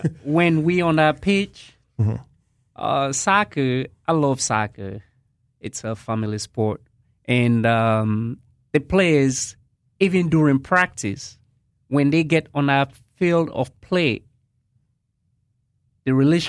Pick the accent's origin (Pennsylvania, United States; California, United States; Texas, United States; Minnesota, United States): Pennsylvania, United States; Philadelphia; When we was growing up in Philly, me and Jason